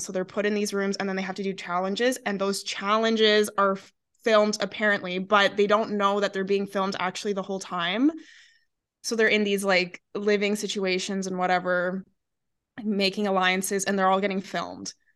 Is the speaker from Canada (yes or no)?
yes; Alberta, Canada; we're from Alberta